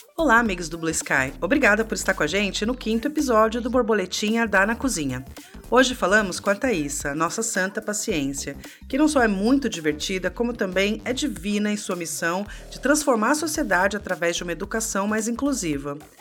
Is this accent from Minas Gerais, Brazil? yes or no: no; São Paulo, Brazil; eu nasci e cresci na Zona Leste